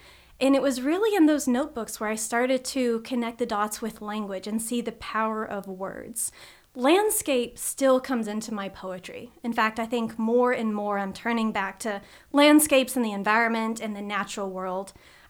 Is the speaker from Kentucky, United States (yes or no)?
yes; Smiths Grove, Kentucky, United States; growing up in Smiths Grove, Kentucky